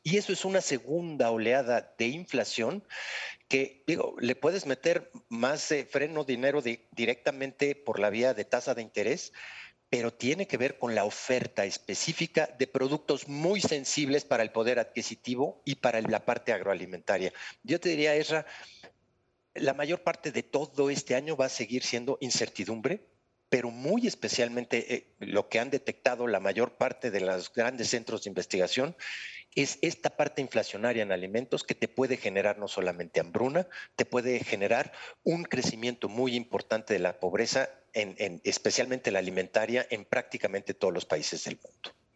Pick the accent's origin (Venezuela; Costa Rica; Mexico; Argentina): Mexico